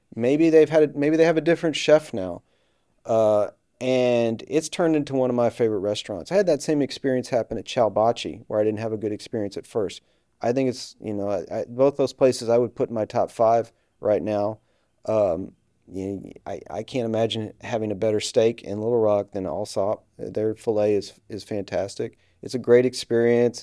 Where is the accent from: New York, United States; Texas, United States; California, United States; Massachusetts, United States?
Texas, United States; Houston; moved away; I'm from Houston